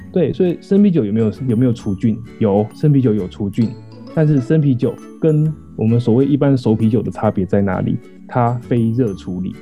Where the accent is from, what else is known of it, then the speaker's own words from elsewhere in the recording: Taiwan; 我乡下人啊， 我乡下人， 所以乡下的就是不管时间过多久，超商都很难找这样子